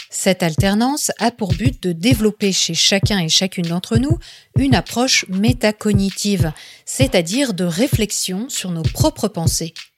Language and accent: French; France; quand on est français